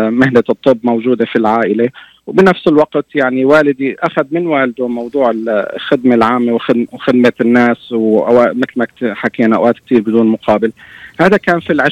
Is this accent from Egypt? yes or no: no; Homs Governorate, Syria; كنا بتذكر لما نطلع على القرية على قريتنا غرب حمص